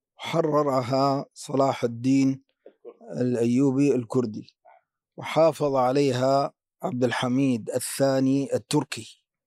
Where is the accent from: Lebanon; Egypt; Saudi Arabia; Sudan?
Sudan; عندنا في السودان